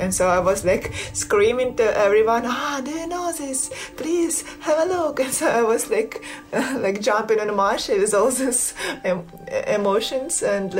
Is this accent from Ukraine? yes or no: yes; Western Ukraine, Ukraine; Originally, I'm from West Ukraine, and West Ukraine has this reputation that's a part of saving tradition.